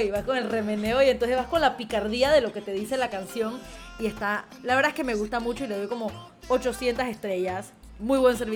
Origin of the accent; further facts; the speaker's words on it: Panama; Y el … como panameño nos está dejando en alto en la música y en todo lo que hace.